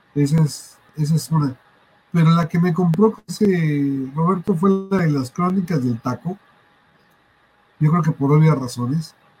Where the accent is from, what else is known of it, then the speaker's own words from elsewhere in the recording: Mexico; yo crecí en Barrio 13